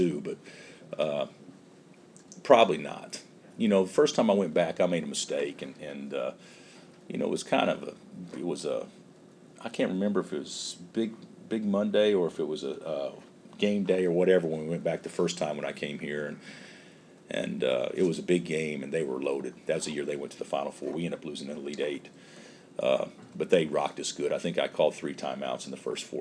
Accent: Illinois, United States; now in Kansas, United States; I come from Illinois, where I don't know how many 11 million people or whatever it is live in the state

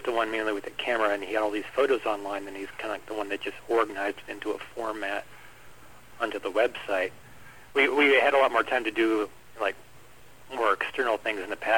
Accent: Fairbanks, Alaska, United States; now in Wichita, United States; I'm from Fairbanks, Alaska

